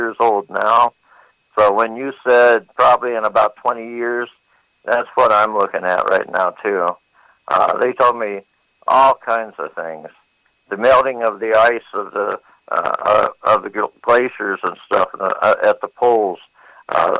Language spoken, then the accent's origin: English; Phoenix, Arizona, United States; I was born and raised in Phoenix, Arizona